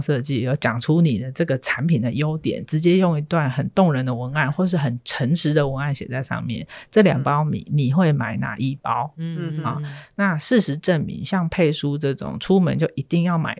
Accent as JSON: {"language": "Chinese", "town": "Hsinchu", "region": "Hsinchu City", "country": "Taiwan", "tie": "born or raised there", "said": "以我这个一个水泥丛人都市长大的小孩，我在新竹市区长大"}